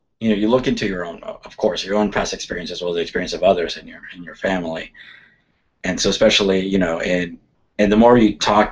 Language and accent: English; Eagle Pass, Texas, United States; moved away; also born or lived in Dallas; I was born in Eagle Pass, and we, you know, I grew up watching, you know, El Santo movies